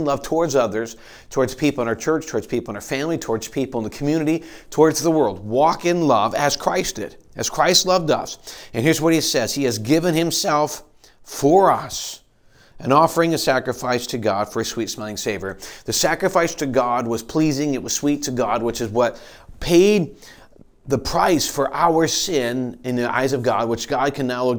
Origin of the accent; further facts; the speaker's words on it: Michigan, United States; now in Pennsylvania, United States; we're growing up in Michigan